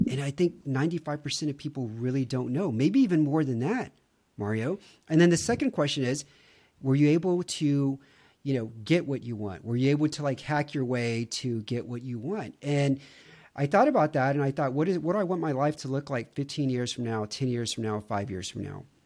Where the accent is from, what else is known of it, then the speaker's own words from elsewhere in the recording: Houston, Texas, United States; moved away as an adult; now in Romania; I grew up in Houston, which was consistently voted the fattest city in America